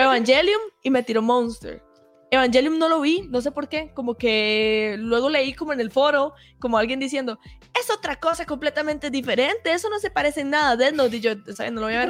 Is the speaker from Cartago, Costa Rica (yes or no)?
no; Heredia, Costa Rica; ser de Heredia